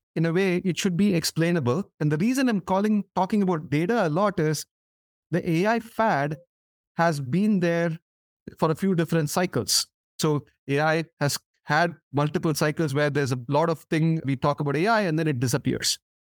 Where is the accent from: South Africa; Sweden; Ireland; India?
India; moved away as an adult; as a kid growing up in India